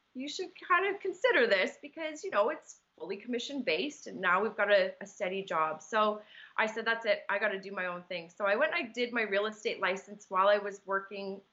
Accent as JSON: {"language": "English", "town": "Markham", "region": "Ontario", "country": "Canada", "tie": "born or raised there", "said": "I'm born and raised in Markham, so that's kind of where my home is"}